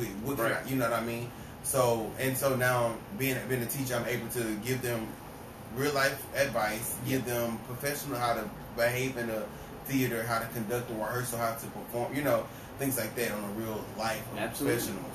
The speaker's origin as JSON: {"language": "English", "town": "Dallas", "region": "Texas", "country": "United States", "tie": "born or raised there", "said": "I'm from Dallas. I'm from born and raised in Dallas"}